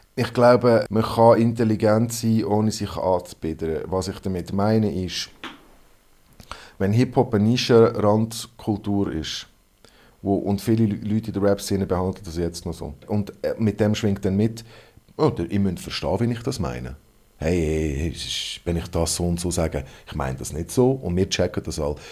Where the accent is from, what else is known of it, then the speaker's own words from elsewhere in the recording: Hong Kong; first language English; German is a second language; now in Switzerland; Das ist meine Muttersprache. Ich bin in Hongkong aufgewachsen